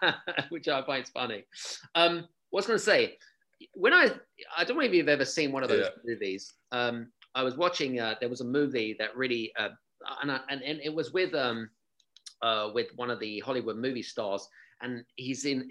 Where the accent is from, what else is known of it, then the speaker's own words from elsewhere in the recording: United Kingdom; I'm obviously coming from the UK as well